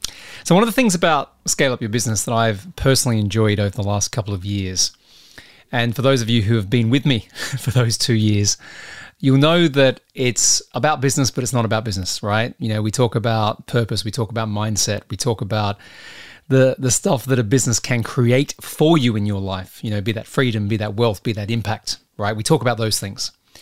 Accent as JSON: {"language": "English", "country": "Australia", "also_born_or_lived": "United States", "moved": "yes", "lives_now": "United Kingdom", "said": "So partly because I'm Australian, right? And we don't have much culture there. And I now live in the UK. I've lived in the US and my accent's all over the place."}